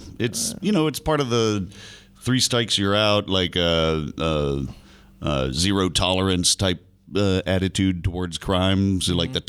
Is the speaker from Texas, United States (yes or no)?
no; Florida, United States